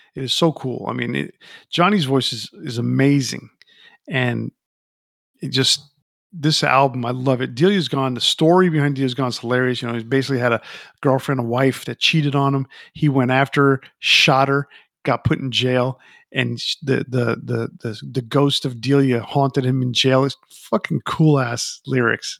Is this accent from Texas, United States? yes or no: no; New York, United States; I grew up in New York City. Well, not New York City, but I grew up near New, New York City, um, in a, in a Latin family